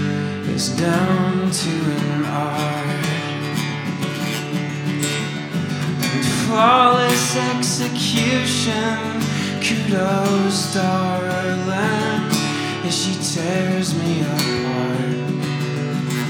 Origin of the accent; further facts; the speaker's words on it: Seattle, Washington, United States; moved away; also born or lived in North Carolina / Kentucky; I'm from here, but I moved from North Carolina to Kentucky.